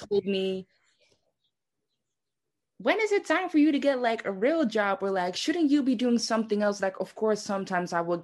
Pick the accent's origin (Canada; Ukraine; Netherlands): Netherlands; moved away as an adult; also born or lived in Amsterdam, Netherlands; now in New York City, United States; I was born and raised in Heuvel, which is in the Netherlands